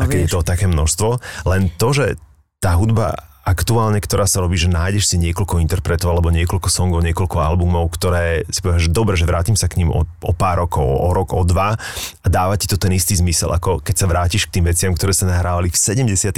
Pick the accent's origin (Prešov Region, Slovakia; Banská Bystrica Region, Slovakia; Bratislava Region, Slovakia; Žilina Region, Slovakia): Bratislava Region, Slovakia; Bratislava; som z Petržalky